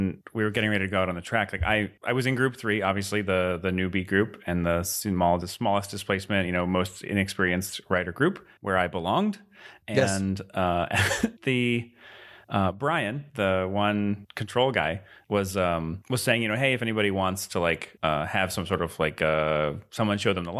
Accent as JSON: {"language": "English", "region": "Virginia", "country": "United States", "said": "I'm from Virginia."}